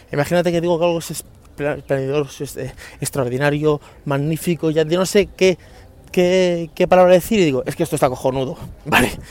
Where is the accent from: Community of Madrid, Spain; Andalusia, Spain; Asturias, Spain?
Community of Madrid, Spain; Leganés; me crié en San Nicasio, sí, bueno, yo viví en Leganés hasta los 15 años y me crié en un barrio que se llamaba San Nicasio, que es un barrio humilde, un barrio obrero de, Leganés